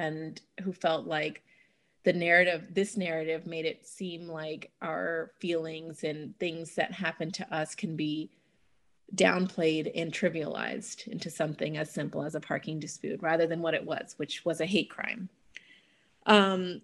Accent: Atlanta, Georgia, United States; moved away as an adult; now in Raleigh, United States; I'm from Atlanta. I moved to the Triangle area over a decade ago now

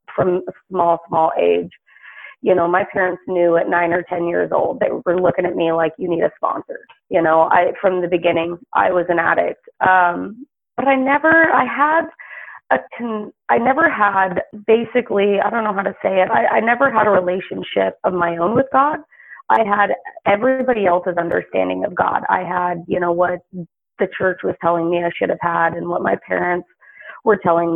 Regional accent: the South, United States; I grew up predominantly in the South

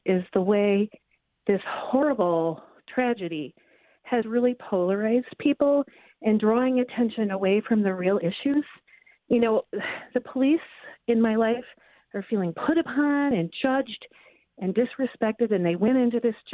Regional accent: Minneapolis, Minnesota, United States; also born or lived in Edgewater, Chicago; now in Chicago, United States; the people in my hometown in Minneapolis

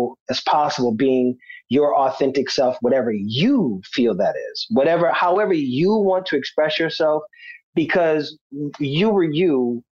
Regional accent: Charleston County, South Carolina, United States; accent: Gullah Geechee; also born or lived in Los Angeles; I'm from Tucktown

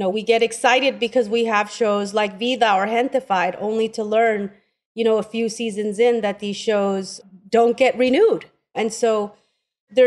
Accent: Oakland, California, United States; I grew up in Oakland.

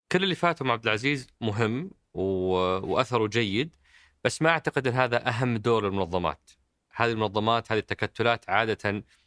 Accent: Saudi Arabia; انا كسعودي

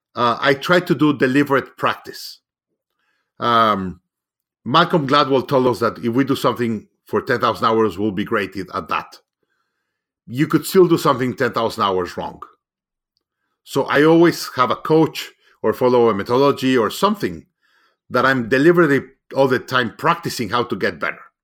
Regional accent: Mexico; moved away; I'm originally from Mexico

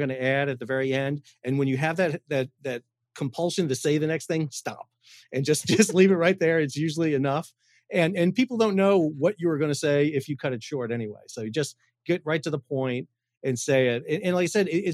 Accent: New York, United States; now in North Carolina, United States; I'm from New York originally.

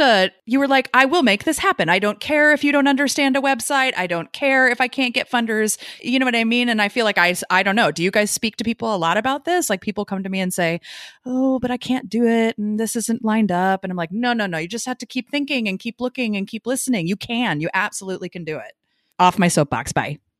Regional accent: United States; moved away; also born or lived in New York; we grew up in Missouri and Arkansas

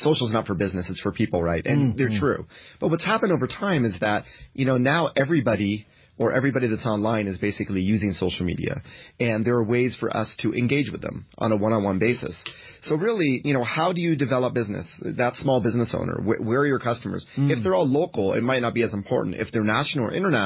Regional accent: United States; I come from the United States

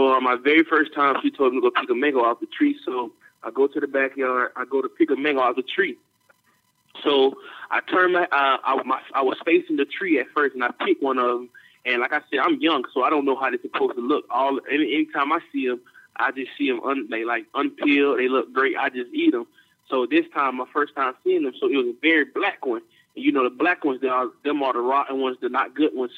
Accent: Jacksonville, Florida, United States; also born or lived in Miami, Florida; I'm from Jacksonville, Florida, and growing up, my whole dad's side of my family is from Miami, Florida

